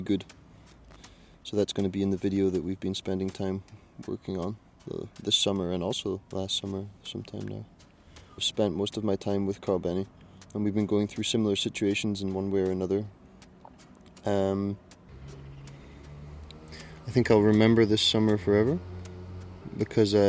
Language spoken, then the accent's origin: English; Stonehaven, Scotland, United Kingdom; now in Copenhagen, Denmark; I come from Stonehaven, Scotland, the northeast of Scotland, and I live in Copenhagen